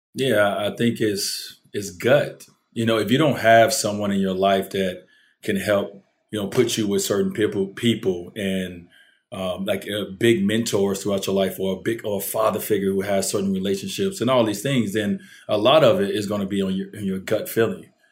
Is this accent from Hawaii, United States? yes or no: no; Chicago, Illinois, United States; the complex, uh, that I grew up in on Fifty Ninth and, and Prairie